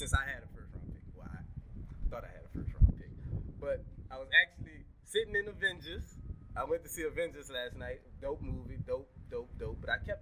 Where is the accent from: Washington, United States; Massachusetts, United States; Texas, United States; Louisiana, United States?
Louisiana, United States; Gretna; also born or lived in Algiers, New Orleans, Louisiana; When I moved from Algiers, I came to Gretna. I didn't really know nobody.